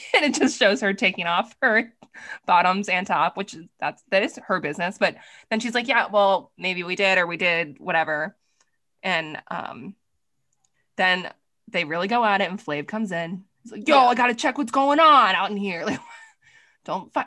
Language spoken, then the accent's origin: English; East Coast, United States; I'm from the East Coast